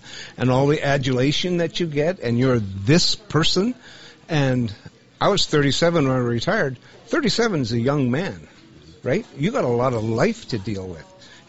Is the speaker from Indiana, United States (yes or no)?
no; Montana, United States; I'm from Montana.